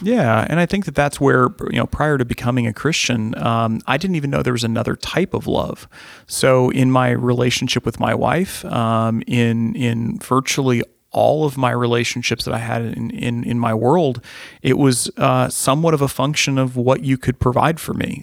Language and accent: English; Midwest, United States; growing up in the Midwest